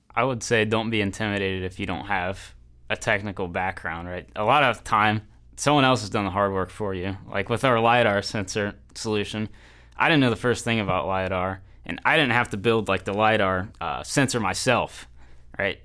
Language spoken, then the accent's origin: English; Northern Kentucky, United States; I am from Northern Kentucky originally